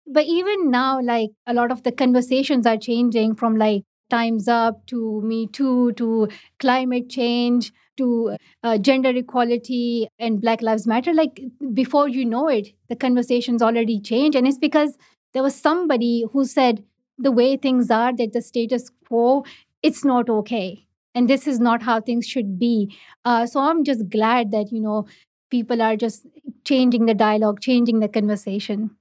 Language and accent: English; Pakistan; first language Pashto; English is a second language; I learned English in Urdu, not in my own mother tongue, not in Pashto, but in Urdu. It's just the education structure in Pakistan